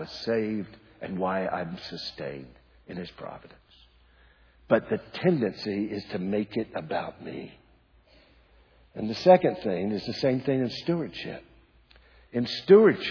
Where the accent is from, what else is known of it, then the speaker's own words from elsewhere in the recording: United States; I am an American.